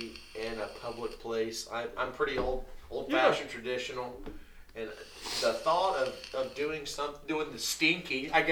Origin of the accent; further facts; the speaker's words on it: Oblong, Illinois, United States; moved away; back home in Robinson. I'm from Oblong, Illinois.